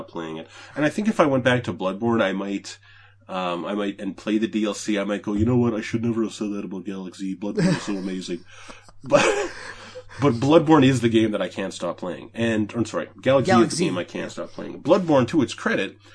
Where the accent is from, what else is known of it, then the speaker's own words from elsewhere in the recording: Canada; I'm from Canada. I live in Canada.